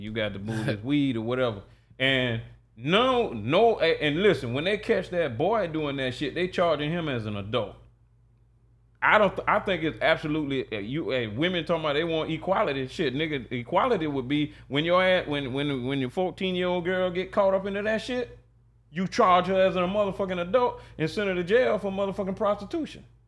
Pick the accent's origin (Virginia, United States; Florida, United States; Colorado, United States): Florida, United States; Jacksonville; I grew up in Sherwood